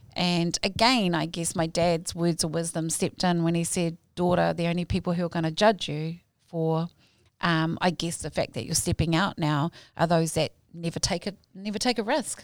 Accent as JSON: {"language": "English", "town": "Hamilton", "region": "Waikato", "country": "New Zealand", "tie": "born or raised there", "also_born_or_lived": "Ponsonby, Auckland", "said": "my papa Kainga has been Kirikiri kiriroa since the age of four"}